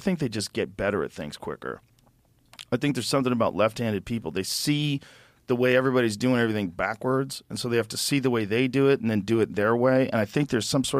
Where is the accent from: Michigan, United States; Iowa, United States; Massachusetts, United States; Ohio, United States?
Massachusetts, United States; Boston; I grew up in Boston.